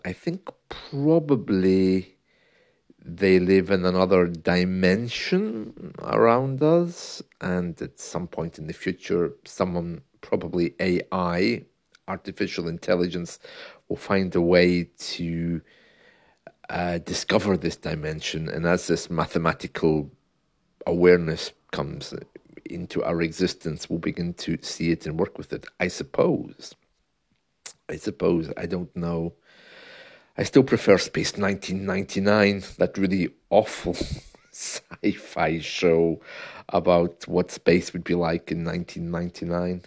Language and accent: English; United Kingdom; being the British man I am